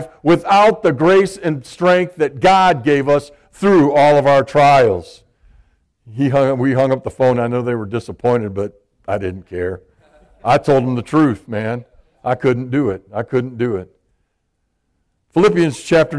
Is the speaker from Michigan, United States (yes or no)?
yes; Michigan, United States; I'm from Michigan.